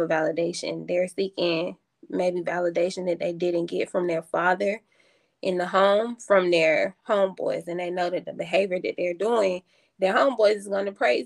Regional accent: College Park, Georgia, United States; I'm from College Park, Georgia.

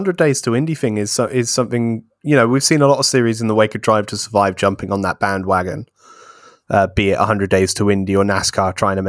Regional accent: United Kingdom; it's all right for me as a British IndyCar fan, because obviously we get that lumped in with Formula One.

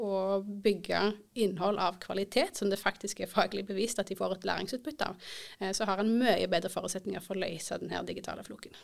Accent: Indre Erfjord, Rogaland, Norway; moved away as an adult; Jeg er født og oppvokst i Indre Erfjord

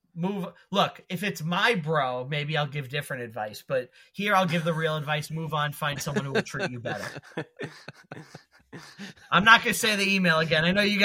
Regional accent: United States; I'm an American

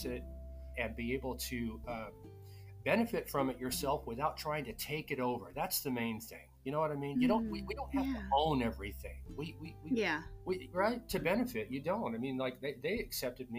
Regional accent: Utah, United States; moved away; growing up in Utah, I grew up very close to a lot of Navajo and Paiute people

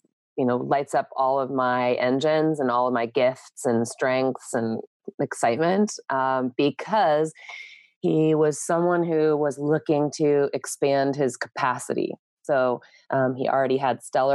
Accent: San Diego, California, United States; I'm from San Diego. I'm a second generation native.

